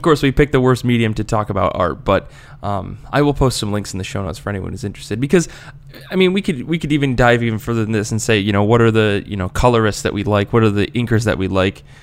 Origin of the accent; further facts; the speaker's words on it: United States; accent: American; my terrible American accent